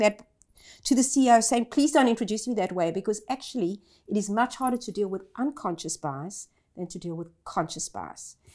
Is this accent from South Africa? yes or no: yes; South Africa; moved away as an adult; now in Australia; I grew up in South Africa as a privileged white.